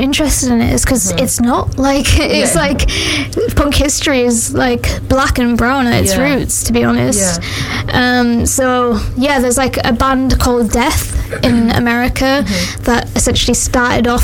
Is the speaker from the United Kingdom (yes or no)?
yes; Yorkshire and the Humber, United Kingdom; moved away as an adult; also born or lived in Hull; now in Manchester, United Kingdom; I'm a poet from Yorkshire, yeah, and I'm in Manchester for university now.